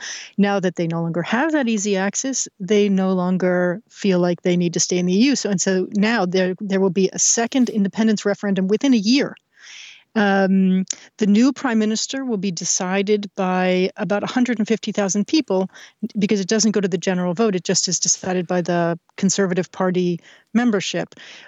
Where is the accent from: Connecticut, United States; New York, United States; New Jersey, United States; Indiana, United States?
New York, United States; But listen, but I grew up in New York.